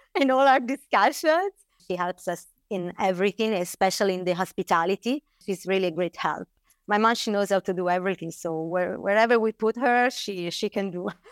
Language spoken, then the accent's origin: English; Bolgheri, Tuscany, Italy; I grew up here in Bulgaria